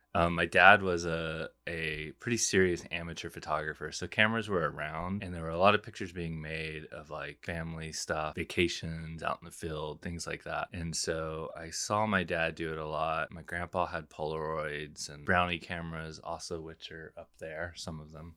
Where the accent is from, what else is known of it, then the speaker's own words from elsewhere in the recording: San Angelo, Texas, United States; I grew up in San Angelo, which is this little West Texas town